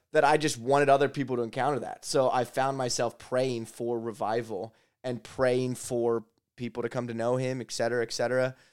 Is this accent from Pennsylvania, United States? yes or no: yes; Lancaster, Pennsylvania, United States; I grew up here in Lancaster